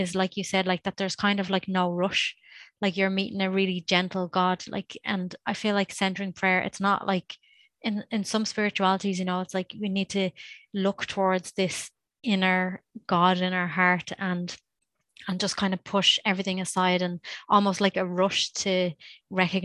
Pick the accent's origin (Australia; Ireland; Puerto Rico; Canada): Ireland; I grew up in Ireland